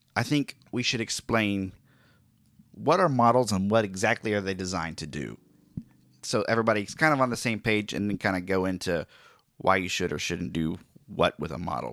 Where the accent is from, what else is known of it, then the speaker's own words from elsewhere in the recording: Oklahoma, United States; my home state of Oklahoma